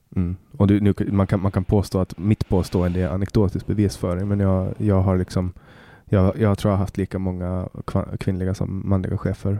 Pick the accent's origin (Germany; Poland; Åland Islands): Åland Islands; moved away as an adult; now in Stockholm, Sweden; hemma på Åland